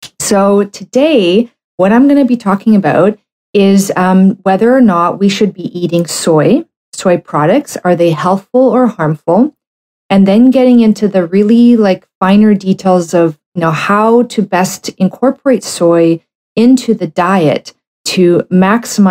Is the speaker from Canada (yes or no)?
yes; Canada; I'm a Canadian medical doctor